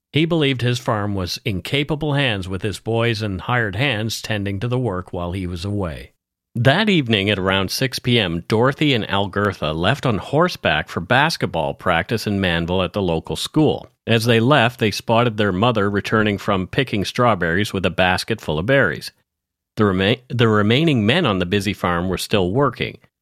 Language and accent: English; Canada; We are ordinary Canadian schmucks